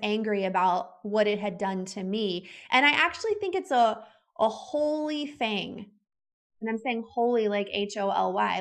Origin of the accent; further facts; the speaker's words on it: the South, United States; growing up the way that my husband and I grew up and living in the South and the Bible Belt